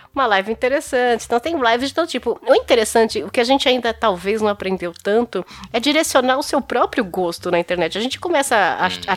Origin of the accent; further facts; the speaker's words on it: São Bernardo do Campo, São Paulo, Brazil; eu sou de São Bernardo do Campo